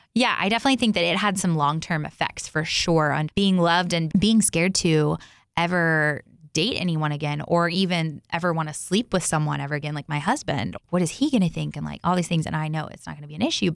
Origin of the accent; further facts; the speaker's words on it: Texas, United States; Growing up, I grew up in, um, I grew up in Texas.